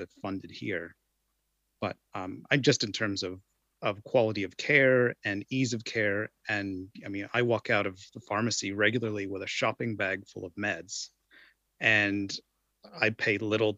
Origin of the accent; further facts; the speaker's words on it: United States; now in New Zealand; I'm from the United States